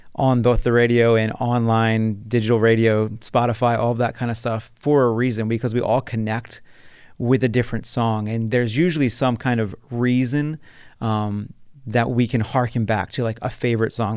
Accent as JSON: {"language": "English", "region": "New Jersey", "country": "United States", "tie": "born or raised there", "also_born_or_lived": "Taylor University, Indiana", "moved": "as an adult", "said": "I'm originally from South Jersey, which is the southern part of New Jersey, um, which is outside Philadelphia. I was born and raised there"}